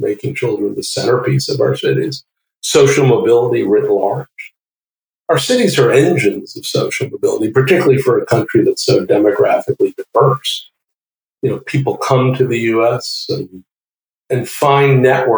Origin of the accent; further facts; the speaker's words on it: New York City, New York, United States; I grew up in Brooklyn, New York